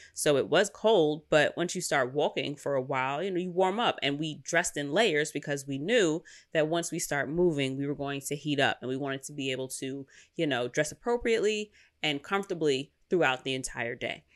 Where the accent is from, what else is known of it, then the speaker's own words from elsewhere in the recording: New York City, New York, United States; I'm from Queens, and we ain't got no mountains here